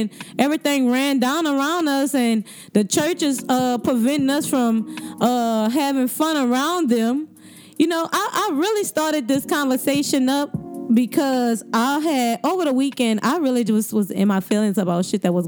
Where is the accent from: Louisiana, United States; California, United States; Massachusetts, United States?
Louisiana, United States; New Orleans; I'm from the East, straight up, East Beast all day